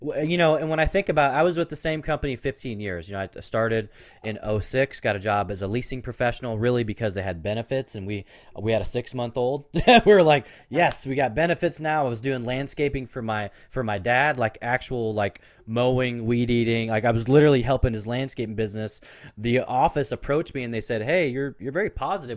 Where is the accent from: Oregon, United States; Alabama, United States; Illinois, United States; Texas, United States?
Oregon, United States; Portland; I grew up in Portland